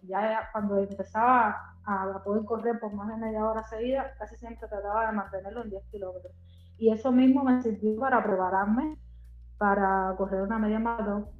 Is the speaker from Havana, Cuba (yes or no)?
yes; Havana, Cuba; vivo en La Habana, nací en La Habana.